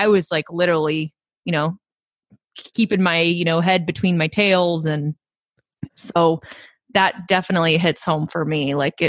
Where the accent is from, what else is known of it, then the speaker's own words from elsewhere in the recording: California, United States; now in Chicago, United States; You know, I'm a transplant from California. So most of my family and friends are, you know, all in California.